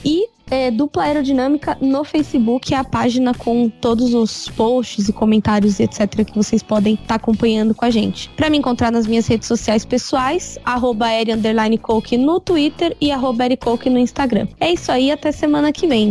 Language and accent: Portuguese; Brazil